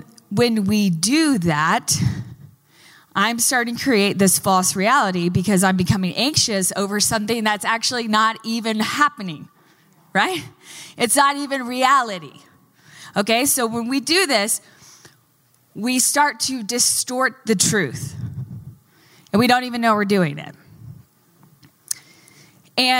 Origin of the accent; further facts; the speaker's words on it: Texas, United States; moved away; I'm from Texas